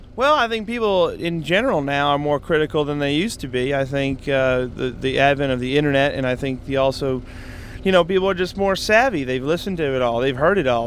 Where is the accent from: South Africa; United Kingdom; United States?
United States; me being American